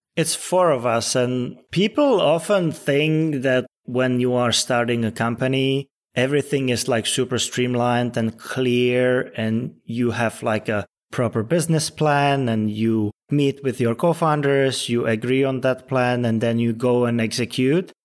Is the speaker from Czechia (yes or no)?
yes; Czechia; now in Los Angeles, United States; I'm originally from the Czech Republic, but yeah, I spend a lot of time in L A and it's become my second home pretty much